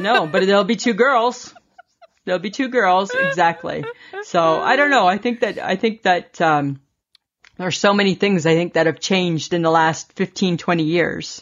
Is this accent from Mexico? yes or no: no; Ontario, Canada; I'm from Ontario